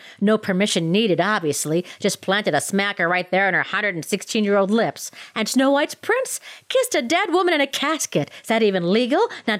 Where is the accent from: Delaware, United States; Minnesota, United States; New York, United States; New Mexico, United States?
Minnesota, United States; now in Colorado, United States; I grew up in Minnesota.